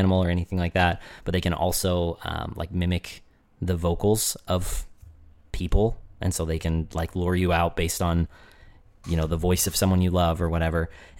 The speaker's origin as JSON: {"language": "English", "region": "Arizona", "country": "United States", "tie": "born or raised there", "said": "growing up in Arizona"}